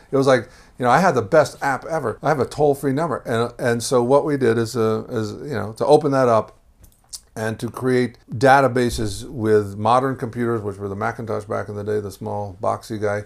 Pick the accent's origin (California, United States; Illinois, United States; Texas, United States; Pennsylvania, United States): Texas, United States; Houston; moved away; also born or lived in Boston / Jerusalem; I grew up in Texas